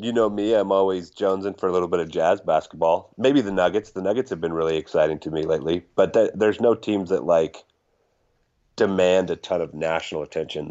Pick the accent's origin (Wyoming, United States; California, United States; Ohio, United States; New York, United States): Wyoming, United States; I'm from Wyoming